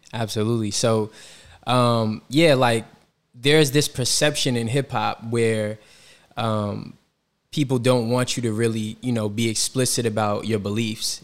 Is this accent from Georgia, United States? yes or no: yes; Atlanta, Georgia, United States; moved away as an adult; also born or lived in Washington, D.C.; now in New York City, United States; growing up in Atlanta, I took summer classes at Morehouse when I was in high school